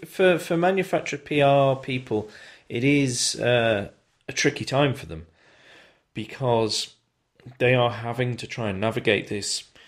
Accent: United Kingdom; we're British. We're very good at knocking ourselves and our own country

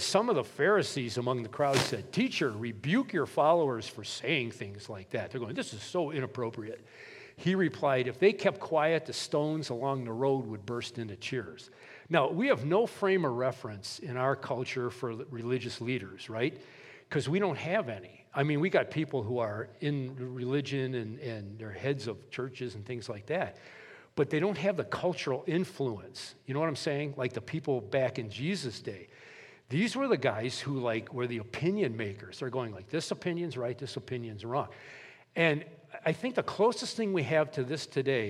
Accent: Milwaukee, Wisconsin, United States; I'm a city boy from Milwaukee, Wisconsin

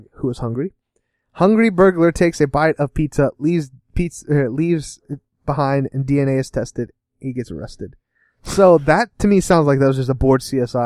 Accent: Oregon, United States; now in Kentucky, United States; I'm from Oregon.

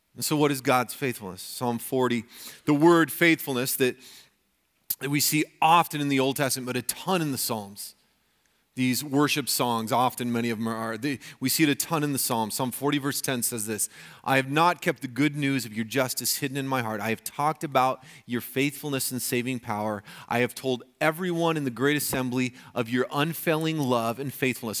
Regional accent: Colorado, United States; moved away; growing up in Colorado

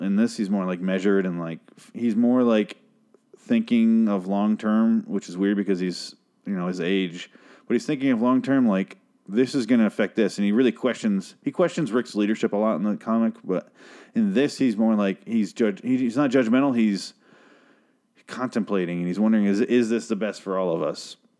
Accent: United States; I'm an American

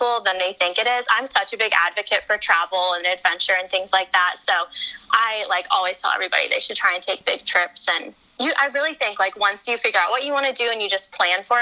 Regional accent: Colorado, United States; I'm from Colorado

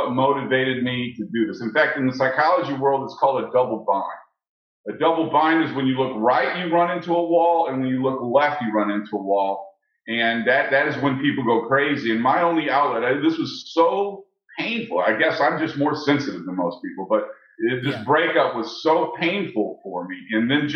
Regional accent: St. Louis, Missouri, United States; I was raised in St. Louis

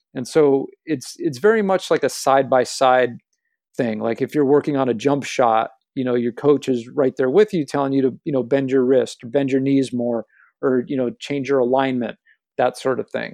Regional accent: Los Angeles, California, United States; I grew up in Los Angeles, in the, the West Hollywood part of Los Angeles

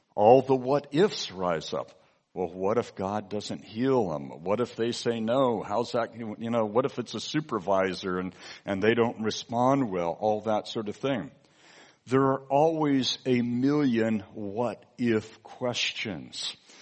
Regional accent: California, United States; my home state in California

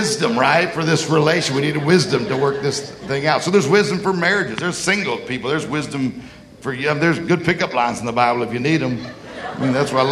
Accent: Mississippi, United States; I'm from Mississippi

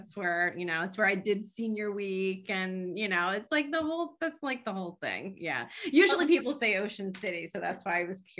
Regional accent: Lancaster, Pennsylvania, United States; I'm from Lancaster.

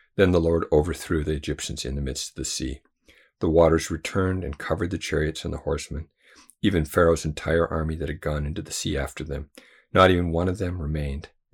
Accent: United States; as a white person and as an American

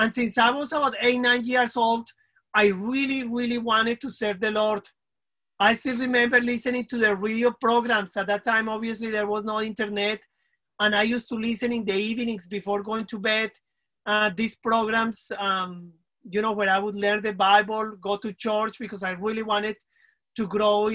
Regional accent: Colombia; first language Spanish; English is a second language; moved away; originally I'm from Colombia, South America

